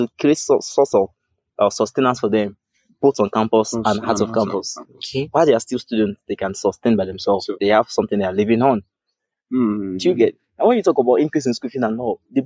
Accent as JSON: {"language": "English", "region": "Lagos", "country": "Nigeria", "said": "I'm from Lagos"}